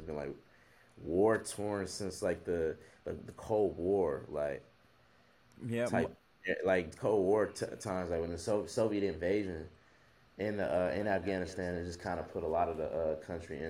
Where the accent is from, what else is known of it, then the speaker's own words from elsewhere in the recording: United States; we're American